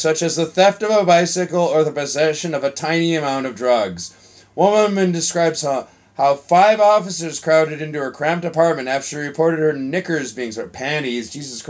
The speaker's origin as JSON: {"language": "English", "town": "Chicago", "region": "Illinois", "country": "United States", "said": "I'm from Chicago, man. We're having some problems there."}